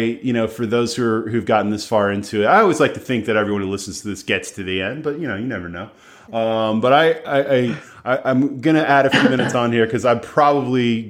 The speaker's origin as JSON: {"language": "English", "country": "United States", "said": "as an American"}